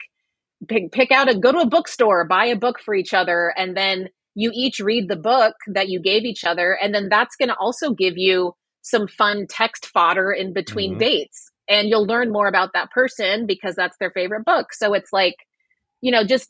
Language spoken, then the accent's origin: English; Waco, Texas, United States; now in New York City, United States; I grew up in Waco, Texas